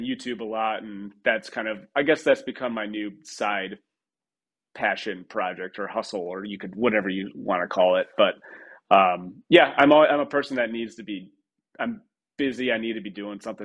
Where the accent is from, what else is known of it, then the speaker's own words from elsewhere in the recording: Troy, Michigan, United States; Grew up in Michigan, Troy, Michigan